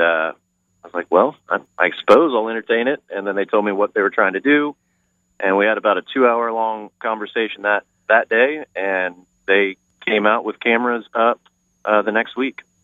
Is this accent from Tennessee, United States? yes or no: no; Clay Center, Kansas, United States; also born or lived in Gardner, Kansas; I grew up in Kansas, Clay Center, Kansas